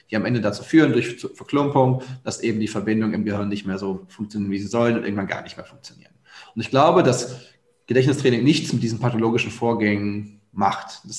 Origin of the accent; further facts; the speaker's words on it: Bochum, North Rhine-Westphalia, Germany; moved away as an adult; also born or lived in Hattingen / Nijmegen; now in Lower Rhine, Germany; Meine Familie ist im Ruhrgebiet, da wo ich aufgewachsen bin, in Hattingen und Bochum.